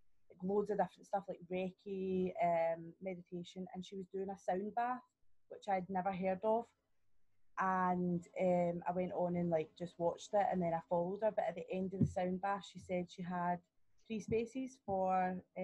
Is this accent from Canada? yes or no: no; Scotland, United Kingdom; also born or lived in Australia; I live at home with my dad. That's the main reason I came home from Australia, or I wouldn't be back in Scotland.